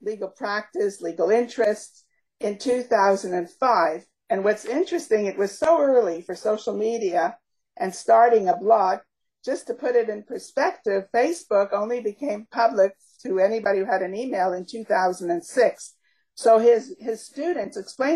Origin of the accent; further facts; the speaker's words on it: Canada; also born or lived in Montreal / Toronto; we are Canadian